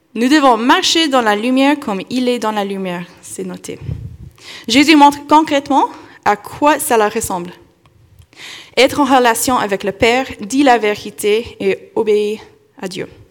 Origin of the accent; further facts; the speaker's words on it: Kentucky, United States; moved away; dans mon enfance, j'ai vécu dans le Kentucky